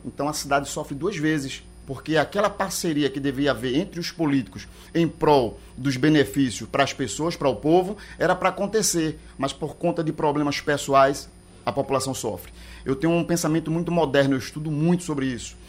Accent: Pernambuco, Brazil; eu sou pernambucano

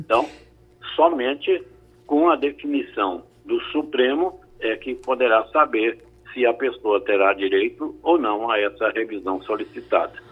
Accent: Estrela do Sul, Minas Gerais, Brazil; also born or lived in Uberlândia; now in Recife, Brazil; Eu sou, eu sou de Minas Gerais, eu nasci em Uberlândia, mas fui criado num lugar chamado Estrela do Sul

